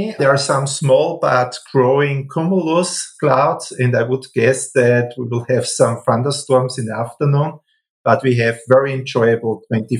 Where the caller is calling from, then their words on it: Wels, Upper Austria, Austria; I'm calling from Wels. That's a city in Upper Austria.